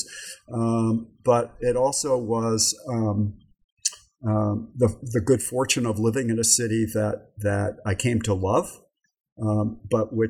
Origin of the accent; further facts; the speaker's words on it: New York City, New York, United States; moved away as an adult; also born or lived in San Antonio, Texas; now in Claremont, United States; I grew up in and around New York City